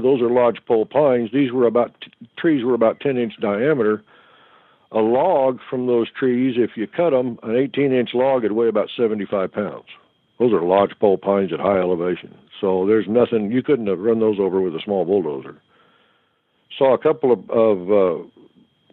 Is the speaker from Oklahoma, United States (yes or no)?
yes; Oklahoma, United States; I'm from Oklahoma, so we call them boogers in the way I grew up